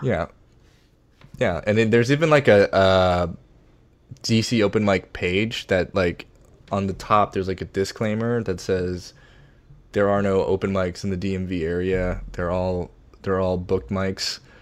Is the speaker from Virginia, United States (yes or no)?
yes; Virginia, United States; moved away as an adult; also born or lived in Boston / New York / Washington, D.C. / Seoul; now in Los Angeles, United States; I grew up in Virginia